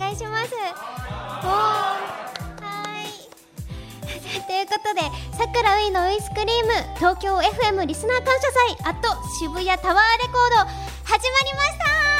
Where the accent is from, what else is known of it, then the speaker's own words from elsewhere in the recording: Fukuoka, Japan; now in Tokyo, Japan; その東京に上京してからは、その福岡にいた時とかは、なんだろうな、友達とね、お菓子食べたりとかしてました